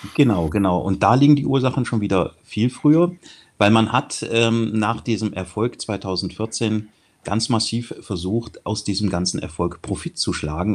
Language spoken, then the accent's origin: German; near Kassel, northern Hesse, Germany; ich bin Nordhesse, in der Nähe von Kassel aufgewachsen